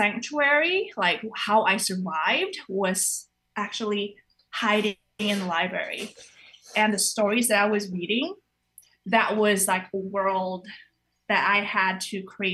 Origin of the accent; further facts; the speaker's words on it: Indonesia; moved away; I grew up in Indonesia